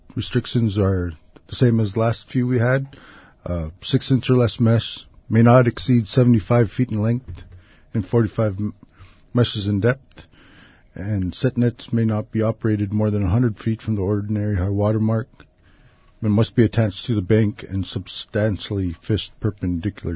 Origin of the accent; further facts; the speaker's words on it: Toksook Bay, Alaska, United States; I'm originally from Tuxuk Bay